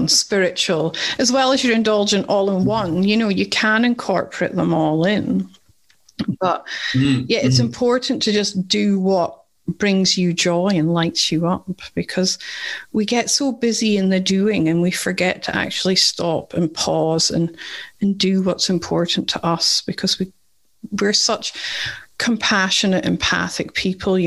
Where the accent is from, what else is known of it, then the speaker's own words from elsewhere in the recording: Scotland, United Kingdom; accent: Scottish; now in Perth, Australia; It's speaking to a fellow Scot.